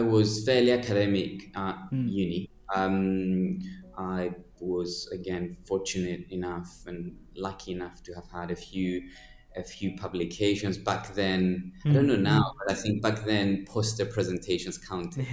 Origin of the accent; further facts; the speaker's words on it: Cyprus; moved away as an adult; also born or lived in United Kingdom; my story starts in Cyprus, where I grew up